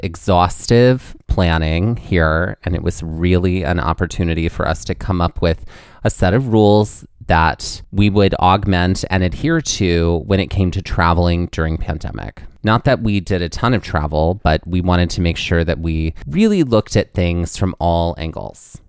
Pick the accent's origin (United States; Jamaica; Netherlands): United States; Biloxi, Mississippi; also born or lived in Gulfport, Mississippi; I grew up in Biloxi and Gulfport, Mississippi